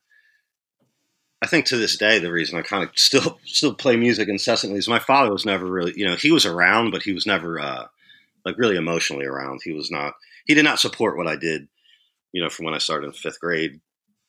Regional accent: Morristown, New Jersey, United States; I was born, I was raised in Morristown, New Jersey. It's like South Jersey

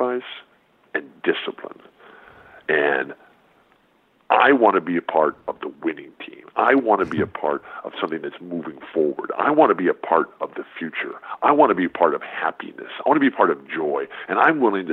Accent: San Diego, California, United States; I'll be in San Diego, my hometown where I still live

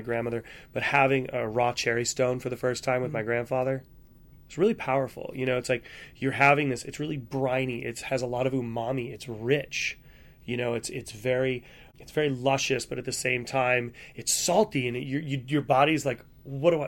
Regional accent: New England, United States; I grew up in New England. I grew up on the water

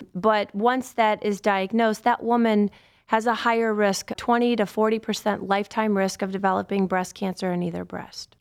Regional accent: Cleveland, Ohio, United States; also born or lived in Akron / Southern California; I grew up on the west side of Cleveland, so all my family's still in Cleveland

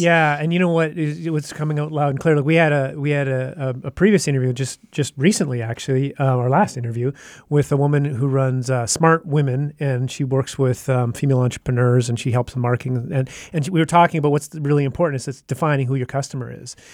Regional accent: Canada; we're from Canada, obviously. Um, yeah. I'm sure you couldn't tell by our accents

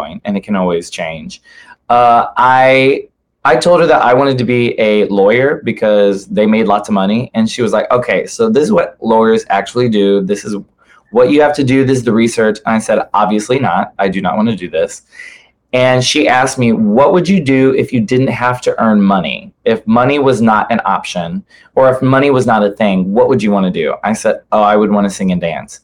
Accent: Rock Hill, Missouri, United States; my place called Rock Hill, which is where I grew up.

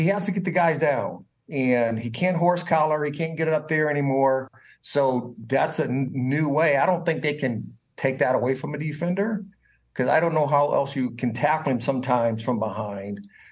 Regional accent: Indiana, United States; I am from Indiana

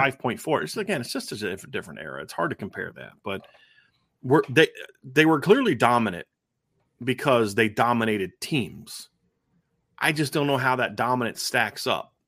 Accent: Ohio, United States; moved away; I, I grew up in Ohio

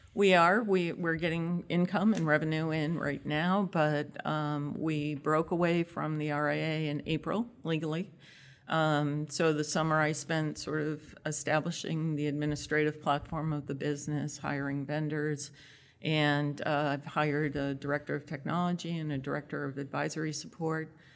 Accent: Massachusetts, United States; moved away as an adult; now in Connecticut, United States; I grew up in Massachusetts

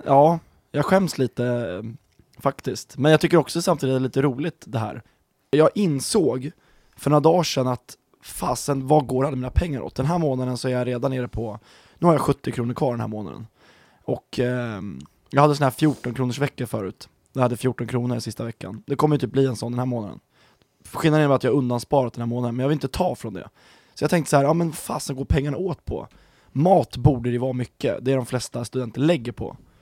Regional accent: Stockholm County, Sweden; moved away; jag är ju från eh, Stockholmsregionen. Eh, norr om Stockholm

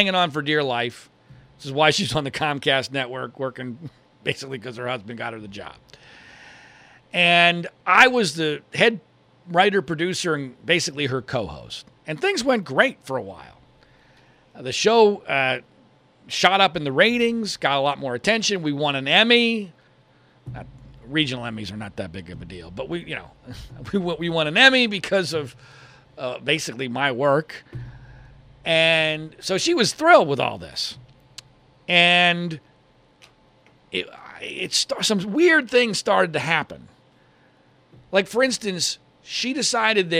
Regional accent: Washington Crossing, Pennsylvania, United States; moved away as an adult; also born or lived in Philadelphia, Pennsylvania / Louisville, Kentucky; my home where I grew up in Washington Crossing, Pennsylvania

